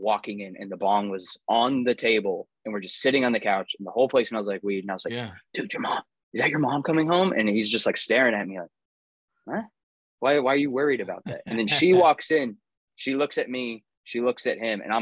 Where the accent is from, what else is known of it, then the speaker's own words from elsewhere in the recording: Huntington Beach, California, United States; Most of the people that I grew up with in Huntington Beach